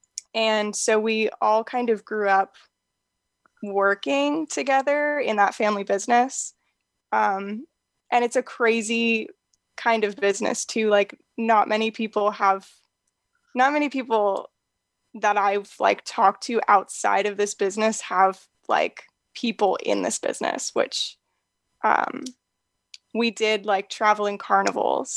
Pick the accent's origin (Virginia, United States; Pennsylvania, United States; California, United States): Pennsylvania, United States; I grew up in Pennsylvania